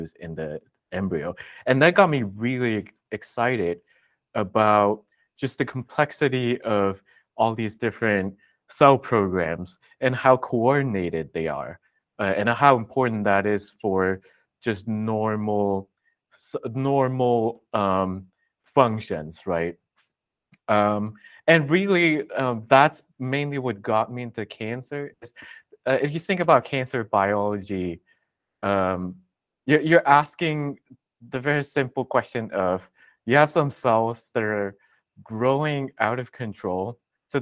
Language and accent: English; Hong Kong; I grew up in Hong Kong where scientific research is really not a common career